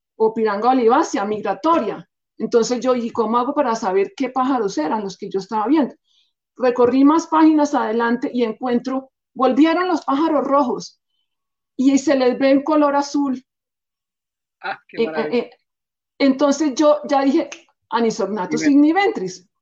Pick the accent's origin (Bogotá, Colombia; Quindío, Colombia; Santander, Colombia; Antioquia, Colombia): Bogotá, Colombia; Yo nací en Bogotá, soy bogotana, de familia mitad bogotana, cachaca, y mitad payanesa